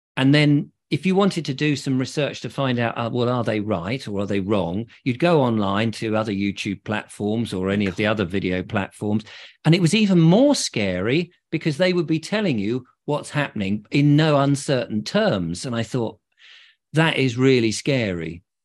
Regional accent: England, United Kingdom; being English

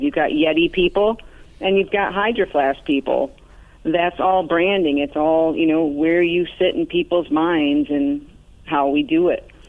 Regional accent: Arcade, New York, United States; now in South Florida, United States; A very small town outside of Buffalo, New York, called Arcade, like the video game

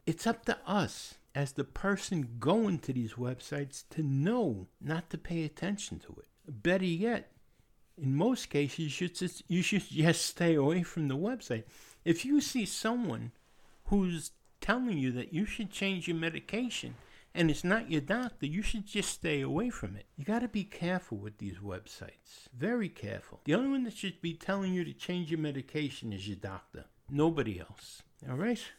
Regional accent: New York, United States; moved away; also born or lived in Pennsylvania / Anderson, South Carolina; I was born and raised in New York

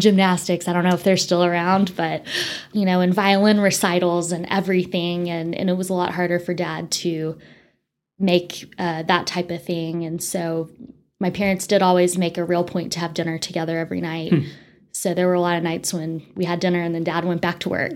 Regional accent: Amarillo, Texas, United States; also born or lived in Winston-Salem, North Carolina; I actually was born and raised in Amarillo

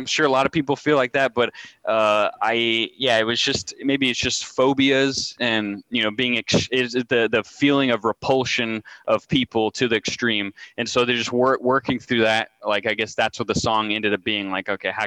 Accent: El Paso, Texas, United States; moved away; also born or lived in Austin / College Station; I came from El Paso

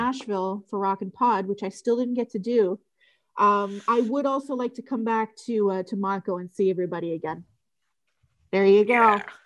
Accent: Canada; I'm from Canada

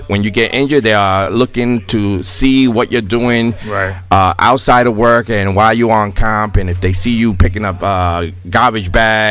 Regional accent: New York City, New York, United States; I'm from the Bronx.

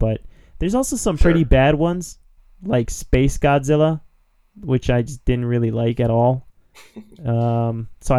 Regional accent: Philadelphia, Pennsylvania, United States; moved away; When I used to live in my hometown of Philadelphia, shout-outs to Philly

